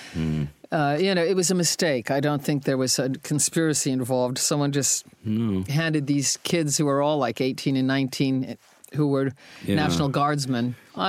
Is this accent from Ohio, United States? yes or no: yes; Ohio, United States; moved away as an adult; also born or lived in London; I was from Ohio.